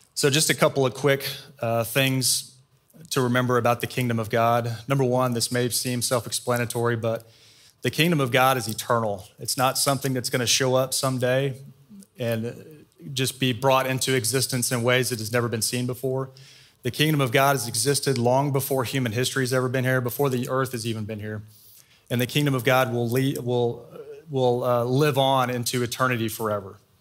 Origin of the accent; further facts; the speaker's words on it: Austin, Texas, United States; also born or lived in Waco; I grew up in Austin.